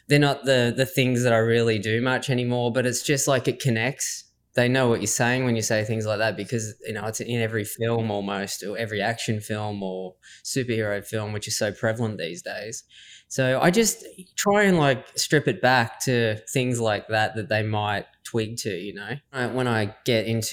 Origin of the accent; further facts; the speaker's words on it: Swan Hill, Victoria, Australia; I grew up in Swan Hill, Victoria, and it's obviously where I am now as well